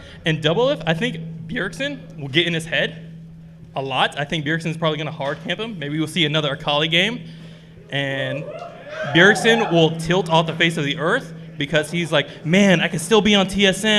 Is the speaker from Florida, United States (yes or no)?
yes; Lady Lake, Florida, United States; I'm from Lady Lake, Florida.